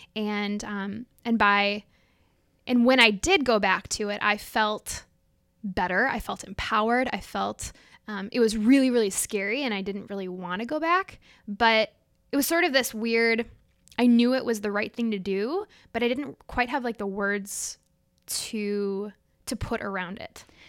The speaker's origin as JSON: {"language": "English", "town": "Minneapolis", "region": "Minnesota", "country": "United States", "tie": "born or raised there"}